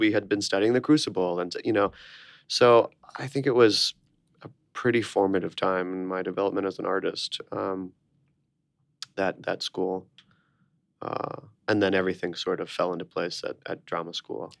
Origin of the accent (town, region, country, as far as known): Orlando, Florida, United States; born or raised there; moved away as an adult